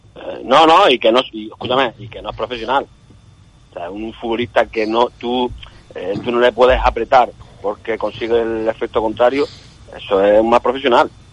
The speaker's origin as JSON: {"language": "Spanish", "region": "Canary Islands", "country": "Spain", "said": "yo soy canario"}